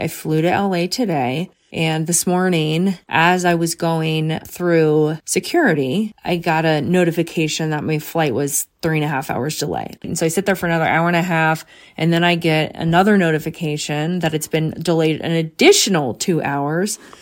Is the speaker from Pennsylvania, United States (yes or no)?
yes; Bryn Mawr, Pennsylvania, United States; I grew up in Bremar. I literally, Bremar College was essentially my backyard.